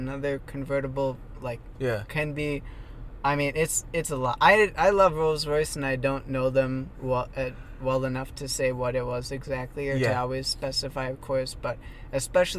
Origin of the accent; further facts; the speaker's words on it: Minnesota, United States; now in Phoenix, United States; I grew up in Minnesota